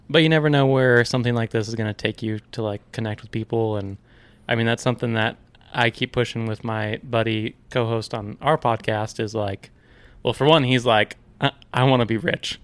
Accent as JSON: {"language": "English", "town": "Ashland", "country": "United States", "tie": "born or raised there", "said": "born and raised in Ashland"}